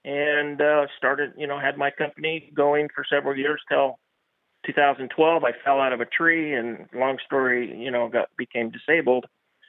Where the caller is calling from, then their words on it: Sacramento, California, United States; also born or lived in Salt Lake City, Utah; I'm calling from Sacramento, California. And in 1998, I was living in Salt Lake City and moved to Sacramento